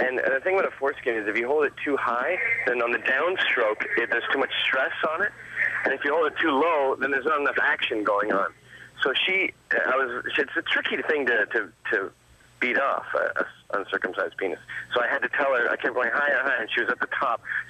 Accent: Canada; also born or lived in England; I was born in England, but I spent most of my life in Canada

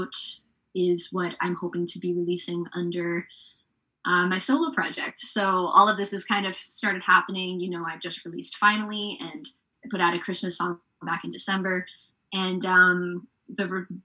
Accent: Surrey, British Columbia, Canada; now in Vancouver, Canada; based in Vancouver, BC, but I grew up around Surrey White Rock area

